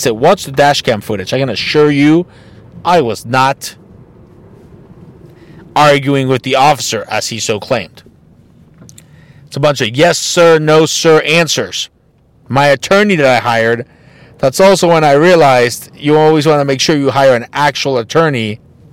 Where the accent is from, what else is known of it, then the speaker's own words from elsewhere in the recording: Mexico; moved away; I'm from Mexico, knowing that I have a Mexican name, even though I look Caucasian